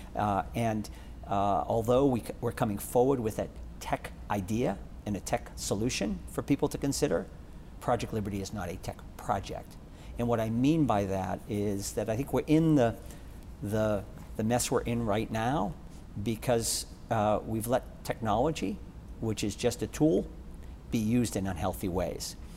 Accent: Boston, Massachusetts, United States; growing up in Boston

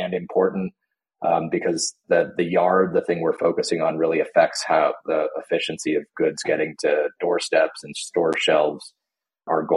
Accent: California, United States; moved away as an adult; also born or lived in Bay Area; now in Colorado, United States; I'm born and raised in California, at least for the most part

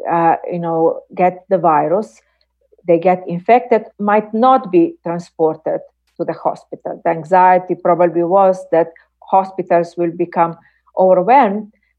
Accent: Slovenia; English is a second language; In my home country, Slovenia, we have had, you know, debates

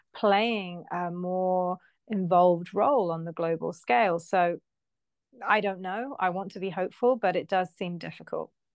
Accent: United Kingdom; I'm British

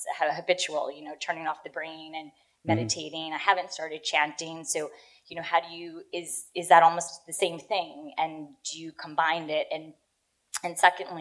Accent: Garden City, New York, United States; moved away as an adult; now in London, United Kingdom; I'm from Long Island, too

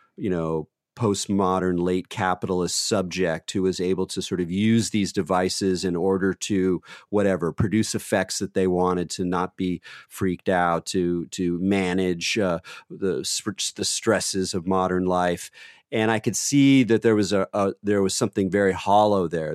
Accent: California, United States; I'm from California

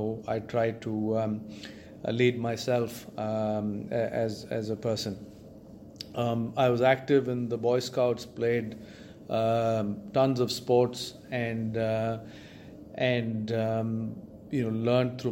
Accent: Chennai, Tamil Nadu, India; I grew up in Chennai, in India

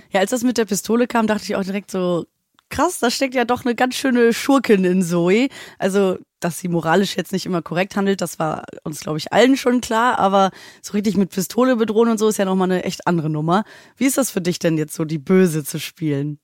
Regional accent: Hamburg, Germany; moved away; Ich komme aus Hamburg

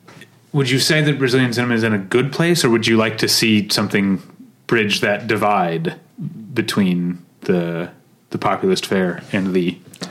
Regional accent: United States; as an American cinephile

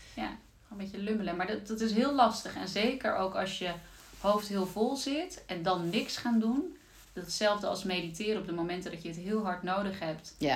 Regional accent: Zeelandic Flanders, Netherlands; moved away as an adult; also born or lived in Amsterdam; Ik ben zelf eh, opgegroeid in uh, Zeeuws-Vlaanderen

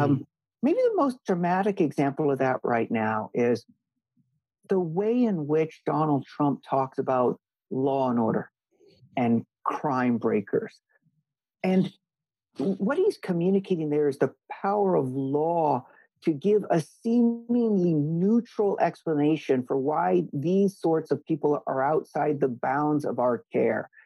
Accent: Hawaii, United States; moved away as an adult; also born or lived in Missouri / Princeton; I was born and raised in Hawaii along with an older brother

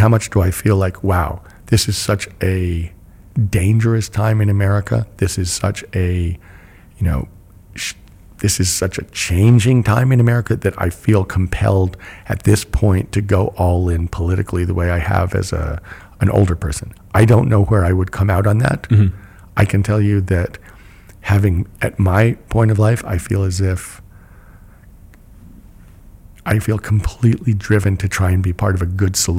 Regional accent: United States; I'm an American too.

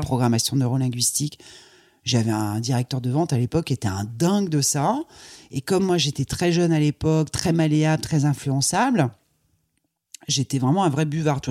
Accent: Croix, Hauts-de-France, France; Je suis née dans le Nord, à Croix. Ouais. donc c'est pas très loin de Lille

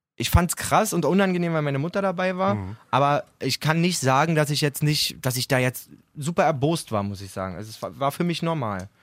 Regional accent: Berlin area, Germany; wir kommen aus dem Berliner Raum alle. Wir, ja. wir sind absolut multikulturell quasi aufgewachsen

